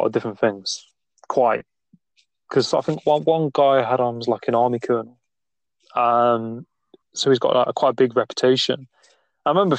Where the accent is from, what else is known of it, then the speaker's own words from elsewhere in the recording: Nottingham, East Midlands, United Kingdom; accent: Midlands; I'm from Nottingham, not too far from Stoke-on-Trent